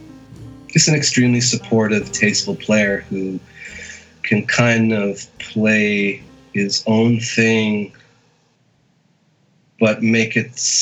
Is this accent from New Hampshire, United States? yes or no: no; near Boston, Massachusetts, United States; I grew up in near Boston.